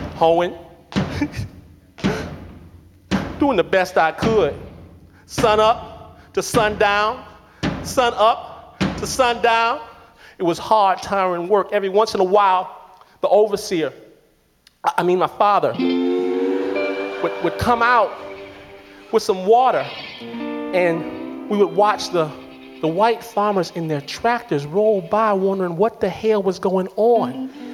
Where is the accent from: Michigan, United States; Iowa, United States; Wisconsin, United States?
Michigan, United States; Detroit; I'm from Detroit